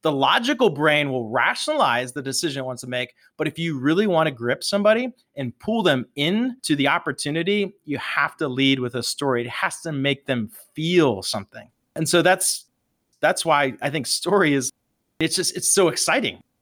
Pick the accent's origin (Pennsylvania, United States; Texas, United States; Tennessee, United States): Pennsylvania, United States; Pittsburgh; growing up in the Berg, Pittsburgh is a very much a hardworking, blue-collar town